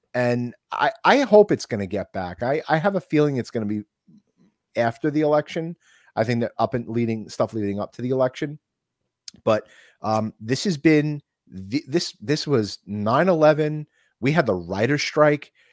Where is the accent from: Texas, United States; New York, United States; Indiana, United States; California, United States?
New York, United States